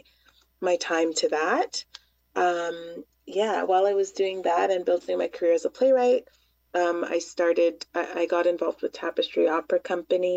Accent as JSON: {"language": "English", "town": "Toronto", "region": "Ontario", "country": "Canada", "tie": "born or raised there", "said": "where I grew up in Scarborough"}